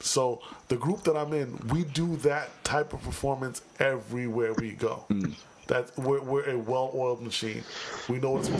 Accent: Long Island, New York, United States; Because I'm from Long Island, by default, I got to claim Queens.

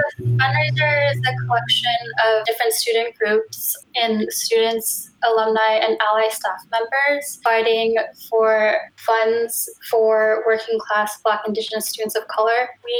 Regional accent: Berkeley, California, United States; now in Oakland, United States; I go by she, her pronouns. I am originally from Berkeley and now live in Oakland.

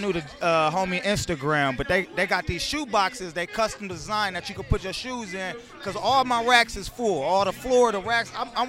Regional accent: Toledo, Ohio, United States; we from Toledo, Ohio

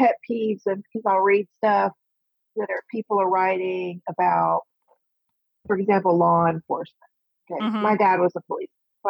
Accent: South Texas, United States; moved away as an adult; also born or lived in East Coast; I grew up in South Texas. So I heard it all my life.

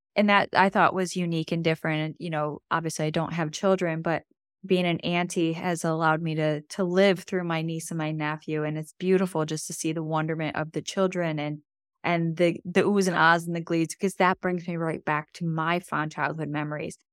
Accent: Buffalo, New York, United States; growing up in Buffalo, I mean, we get feet of snow

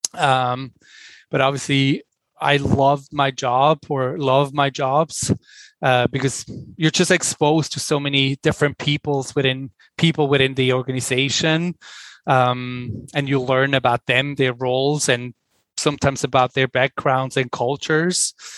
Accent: Switzerland; English is a second language; moved away as an adult; also born or lived in New York, United States; now in Los Angeles, United States; as you can probably hear from my accent, I'm originally from Switzerland. I'm Swiss, but I've spent the majority of my working life in the United States.

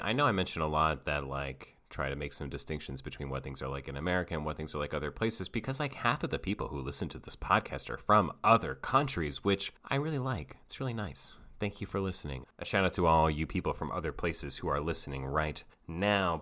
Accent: Asheville, North Carolina, United States; I'm from Asheville, North Carolina

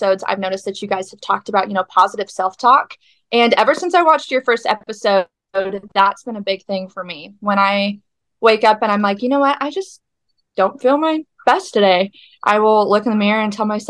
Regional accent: Weatherford, Texas, United States; I am from Weatherford, Texas.

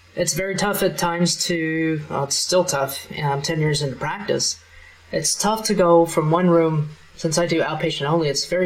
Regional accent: Kansas, United States; I'm from Kansas

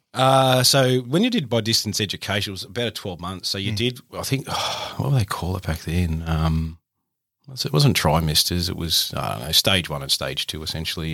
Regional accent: Lake Macquarie, New South Wales, Australia; I grew up in a little uh, town called Ye, uh, Lake Macquarie, in the sort of bottom end of Lake Mac

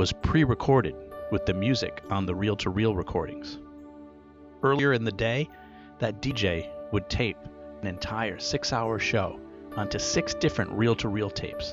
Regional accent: Rhode Island, United States; Growing up in Rhode Island

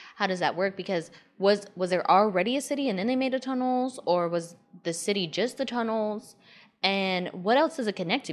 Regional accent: Georgia, United States; I grew up in Georgia

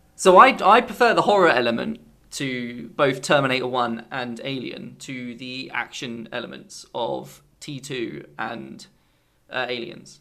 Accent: England, United Kingdom; being English

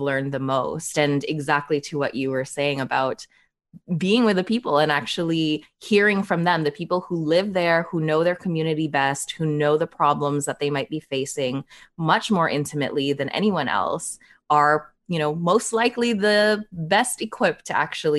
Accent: Toronto, Ontario, Canada; also born or lived in Manila, Philippines; I was born in the Philippines, in Manila, Philippines, and I moved to Canada when I was just 4 years old

